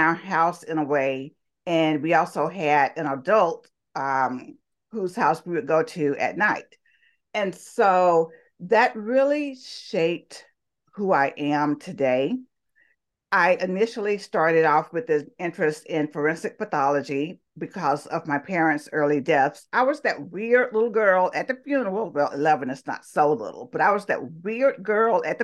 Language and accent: English; Talladega, Alabama, United States; accent: Southern; I was born and raised in Talladega, Alabama. I'm sure you can tell by my wonderful Southern accent here.